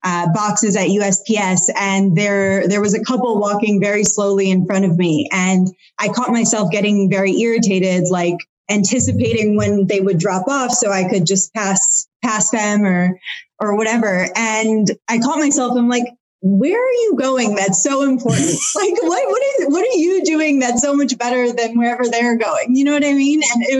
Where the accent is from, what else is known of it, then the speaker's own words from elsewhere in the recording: Michigan, United States; moved away; I'm not just from the Midwest. I also have this Indian culture.